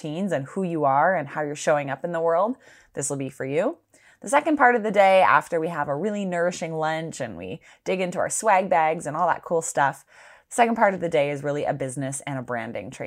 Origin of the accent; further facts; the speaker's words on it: around Wellesley, Ontario, Canada; I also grew up around there too